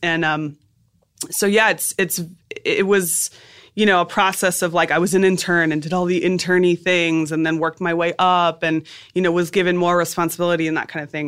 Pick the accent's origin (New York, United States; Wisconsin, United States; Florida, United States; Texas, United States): Florida, United States; South; also born or lived in Boston; South Florida.